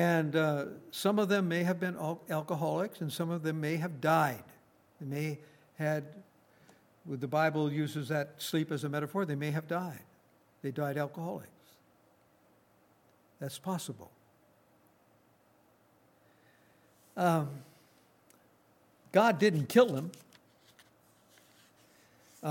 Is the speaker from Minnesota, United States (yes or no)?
yes; northern Minnesota, United States; I come from Minnesota, born and raised in Minnesota, in northern Minnesota.